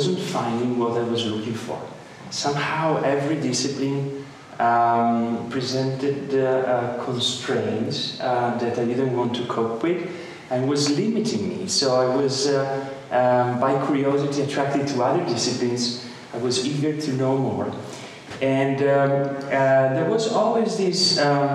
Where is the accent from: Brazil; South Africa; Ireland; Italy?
Italy; Padua, Veneto; English is a second language; moved away as an adult; also born or lived in Amsterdam / Boston; you already know I'm Italian. I'm coming from Padova, close by Venice.